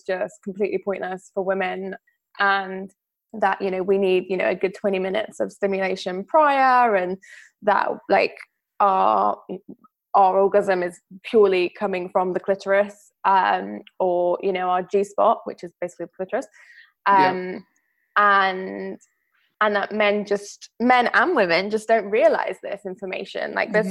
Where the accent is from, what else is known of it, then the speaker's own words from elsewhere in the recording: Greece; growing up in Greece as a child